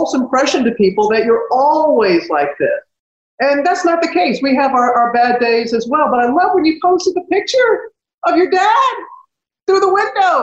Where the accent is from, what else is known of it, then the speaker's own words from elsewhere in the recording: United States; my hometown was destroyed by Hurricane Katrina